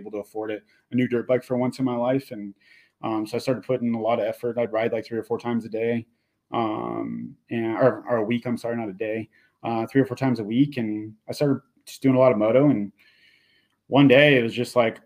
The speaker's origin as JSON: {"language": "English", "area": "Inland Empire", "region": "California", "country": "United States", "tie": "born or raised there", "said": "growing up in the Inland Empire, during that time frame of riding dirt jumps as a BMX rider"}